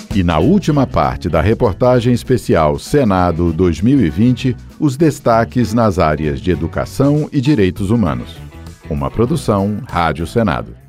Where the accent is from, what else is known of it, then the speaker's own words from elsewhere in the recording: Alagoas, Brazil; Eu sou do estado de Alagoas